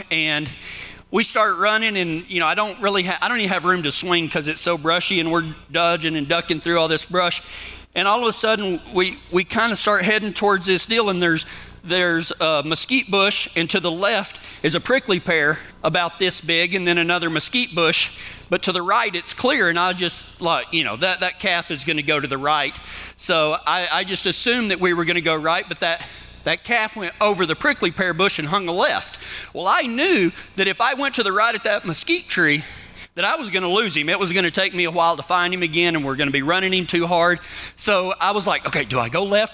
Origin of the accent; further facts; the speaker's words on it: Texas, United States; accent: Texas; now in Kiowa, United States; whenever I go back to Texas. You think I got an accent now? You send me back to Texas where all them people know how to talk? Man, my accent gets real thick